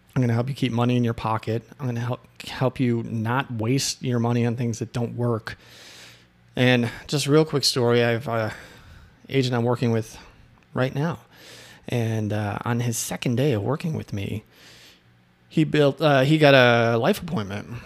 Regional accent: Chicago, Illinois, United States; moved away; Chicago on the way home, 'cause that's my hometown

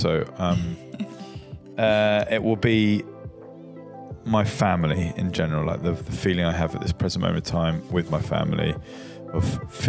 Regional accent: Brighton, South East England, United Kingdom; born or raised there

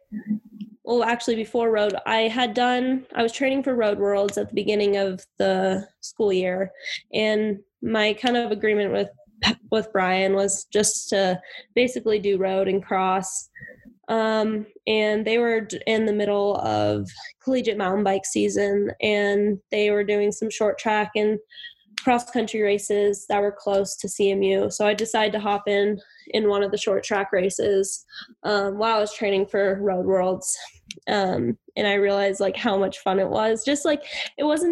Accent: Park City, Utah, United States; I grew up in Park City

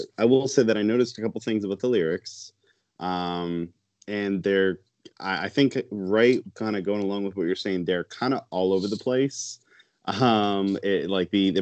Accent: Michigan, United States; I am from Michigan

